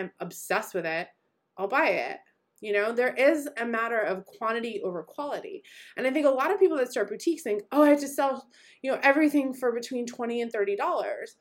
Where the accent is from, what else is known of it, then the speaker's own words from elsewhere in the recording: Boston, Massachusetts, United States; moved away; also born or lived in New York City; I am born and bred in Boston and lived in New York City for a long time